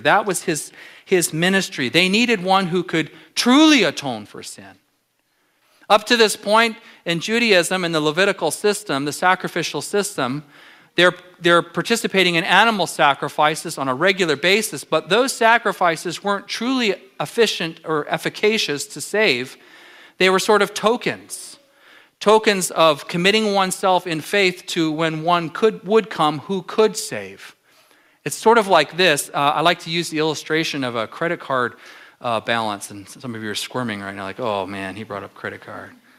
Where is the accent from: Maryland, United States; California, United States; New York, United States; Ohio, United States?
California, United States; Southern; now in Alaska, United States; I'm from Southern California